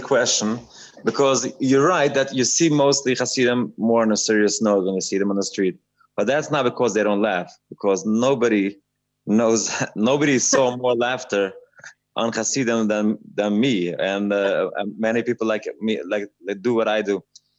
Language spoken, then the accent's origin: English; New York City, New York, United States; also born or lived in Montreal, Canada / London, United Kingdom / Israel; So I grew up in Satmar. I was born sort of in Williamsburg, but then I was in Montreal for a while, and then I went back to Williamsburg, and then I learned in London and in Israel, and I went back in New York.